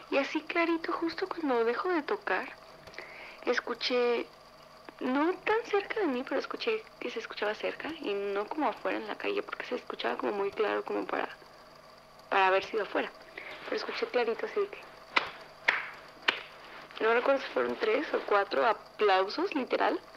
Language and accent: Spanish; San Luis Potosí, Mexico; tengo 21 años y soy de San Luis Potosí, México.